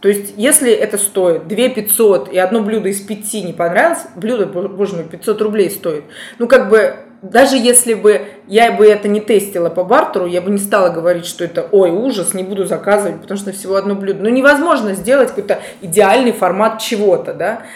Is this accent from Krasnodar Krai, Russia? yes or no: no; Moscow, Russia; Я москвичка